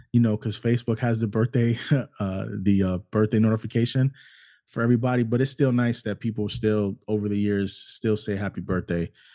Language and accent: English; United States; also born or lived in New York City, United States / Cleveland, Ohio, United States; I grew up in New York City and I also grew up in Cleveland, Ohio. Those were both my hometowns